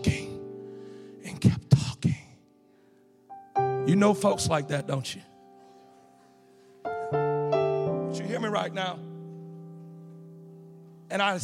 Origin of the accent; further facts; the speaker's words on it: Louisiana, United States; I'm from Louisiana.